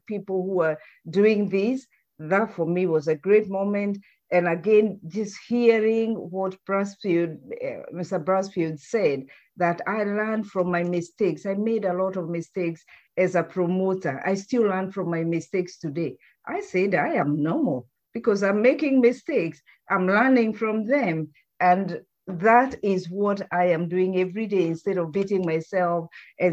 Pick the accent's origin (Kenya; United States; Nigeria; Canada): Kenya; moved away; we come from Kenya